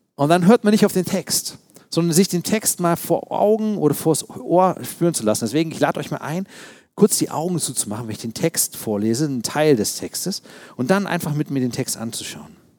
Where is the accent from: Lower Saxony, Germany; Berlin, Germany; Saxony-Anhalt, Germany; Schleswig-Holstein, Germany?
Berlin, Germany; Ich selbst bin Berliner. Ich ähm, bin als Kind in Ostberlin geboren tatsächlich. Wir wohnten in Friedrichshain